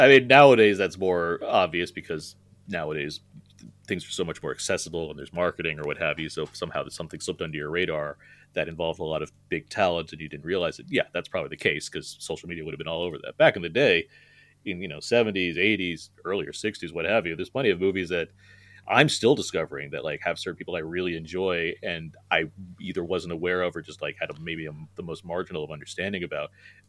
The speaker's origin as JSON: {"language": "English", "region": "Southern California", "country": "United States", "tie": "born or raised there", "said": "born and raised in Southern California."}